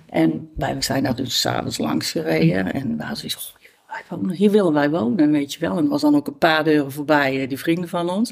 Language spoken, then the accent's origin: Dutch; Tilburg, North Brabant, Netherlands; ik kom zelf uit, uit, uit Tilburg-Noord. Ik ben geboren, getogen Tilburg.